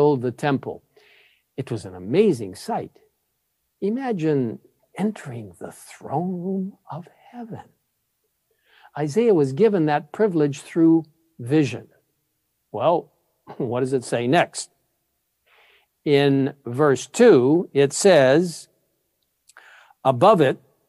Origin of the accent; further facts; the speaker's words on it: Cairo, Cairo Governorate, Egypt; moved away; I grew up in Cairo, Egypt